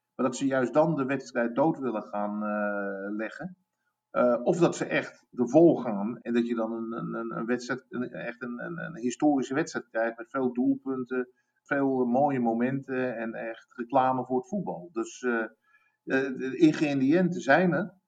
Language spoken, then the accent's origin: Dutch; United States; moved away; Ik ben een half Amerikaan. Ehm, ik ben opgegroeid in Amerika.